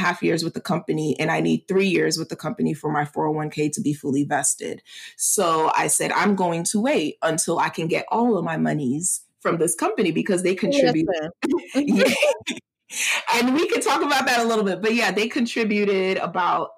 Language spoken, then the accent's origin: English; United States; I'm Nigerian American, I'm still American